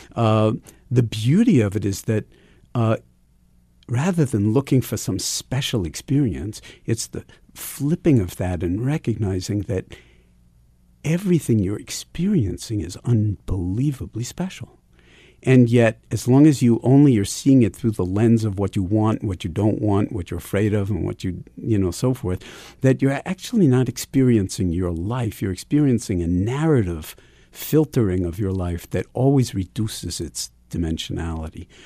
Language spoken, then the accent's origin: English; New York City, New York, United States; Ever since I was a kid growing up in New York City